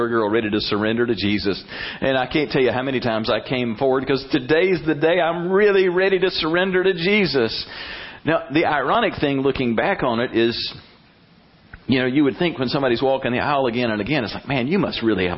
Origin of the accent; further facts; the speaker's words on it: Brundidge, Alabama, United States; growing up in Salem Baptist Church in Brundage, Alabama